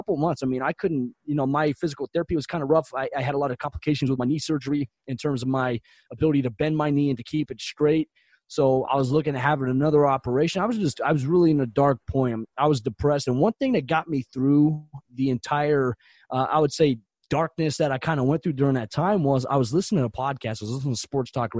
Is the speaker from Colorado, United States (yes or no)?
yes; Colorado, United States; I was born in Colorado